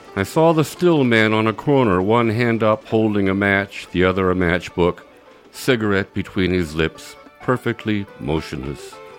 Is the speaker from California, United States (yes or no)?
yes; Nevada City, California, United States; my hometown here of Nevada City, California